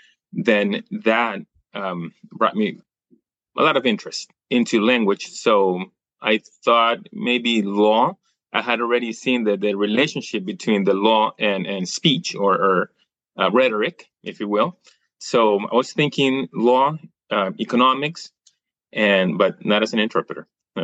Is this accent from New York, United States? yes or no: yes; New York, United States; born there; See, I was born in the United States. I was born in New York.